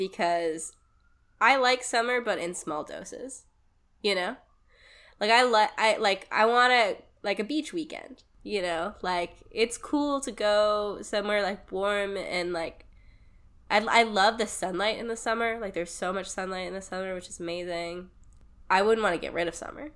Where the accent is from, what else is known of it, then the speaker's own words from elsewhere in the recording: Ohio, United States; I grew up in Ohio